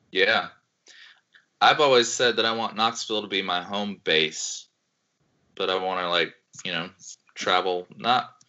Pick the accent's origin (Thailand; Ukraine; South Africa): Ukraine; also born or lived in Slovakia; now in United States; So I grew up in Ukraine.